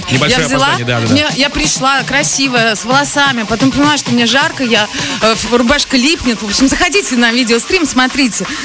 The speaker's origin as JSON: {"language": "Russian", "country": "Germany", "second_language": "Russian", "said": "Я только тогда приехала из Германии. Я плохо знала русский язык."}